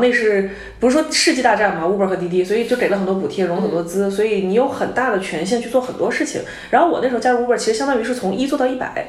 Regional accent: Hubei, China; now in Beijing, China; 因为我是湖北人嘛

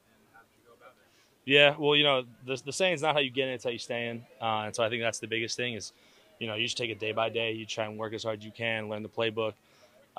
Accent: Darien, Connecticut, United States; moved away as an adult; also born or lived in Michigan; Being from, coming from Connecticut

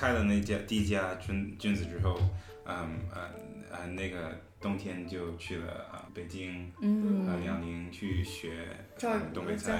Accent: Hong Kong; now in New York, United States; 我在香港长大，

